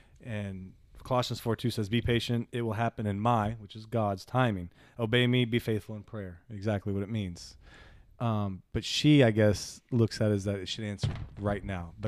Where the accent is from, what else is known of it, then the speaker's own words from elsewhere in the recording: New Orleans, Louisiana, United States; We're from Nollins.